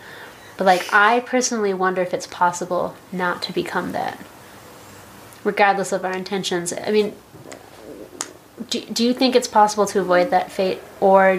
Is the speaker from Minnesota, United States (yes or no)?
yes; Minnesota, United States; moved away as an adult; also born or lived in New York; I think in Minnesota I felt kind of Jewish because, like, there's not a lot of us there